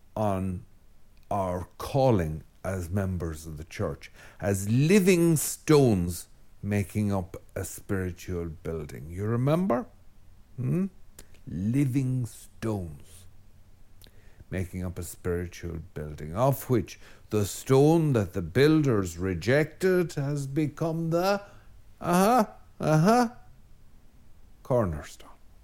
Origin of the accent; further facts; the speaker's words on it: Ireland; an Irish Catholic